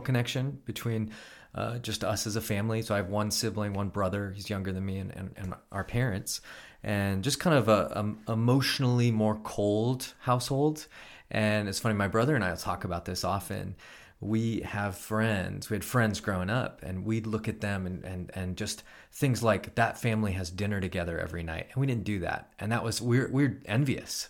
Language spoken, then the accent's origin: English; Elk Grove, California, United States; grew up in Elk Grove